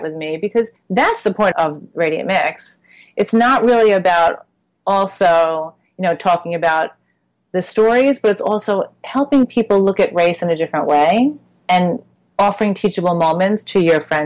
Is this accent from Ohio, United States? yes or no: no; Long Island, New York, United States; I grew up in Long Island in predominantly white schools